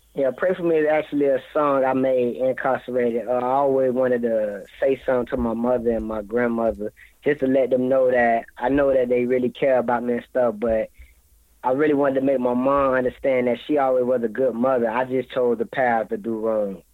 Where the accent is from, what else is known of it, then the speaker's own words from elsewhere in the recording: Florida, United States; I'm from Florida